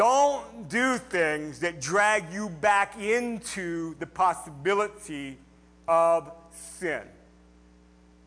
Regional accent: United States

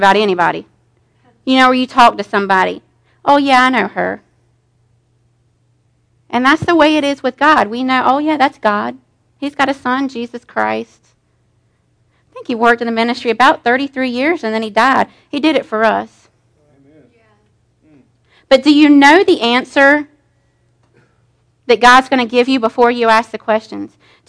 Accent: Pleasant Garden, North Carolina, United States; I lived in Pleasant Garden

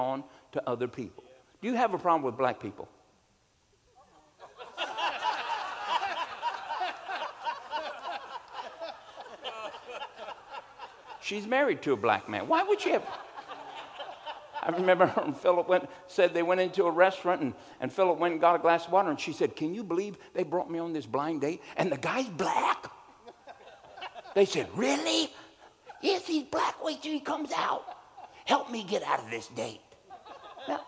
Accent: United States; I'm an American

